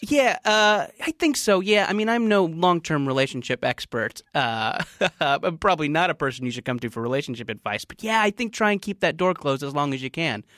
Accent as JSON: {"language": "English", "area": "Orange County", "region": "California", "country": "United States", "tie": "born or raised there", "also_born_or_lived": "Beaumont", "said": "growing up in Orange County"}